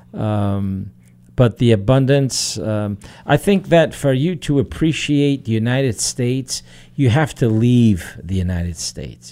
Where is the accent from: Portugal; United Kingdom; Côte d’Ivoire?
Portugal; moved away; when I was growing up in Portugal